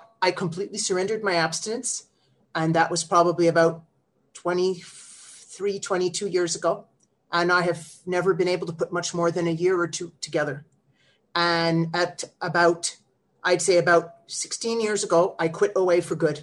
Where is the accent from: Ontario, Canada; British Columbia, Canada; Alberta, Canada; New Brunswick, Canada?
Ontario, Canada; Ottawa; I'm from Ottawa, Ontario, Canada